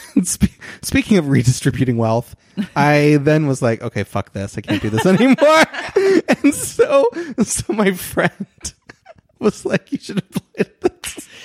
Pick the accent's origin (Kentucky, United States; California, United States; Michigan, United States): Kentucky, United States; Christian County; moved away as an adult; now in Los Angeles, United States; I'm from Kentucky